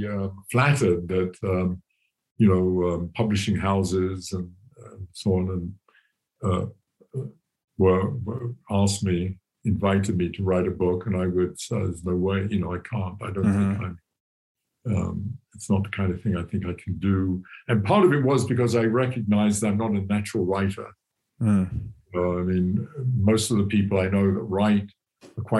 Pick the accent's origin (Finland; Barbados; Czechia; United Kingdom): United Kingdom; England; moved away as an adult; now in United States; I grew up in England in a very classic, very, very disciplined, rigid education